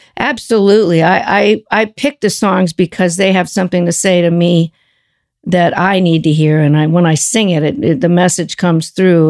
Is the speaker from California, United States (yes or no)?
yes; Los Angeles, California, United States; moved away; also born or lived in Cambridge; we were from L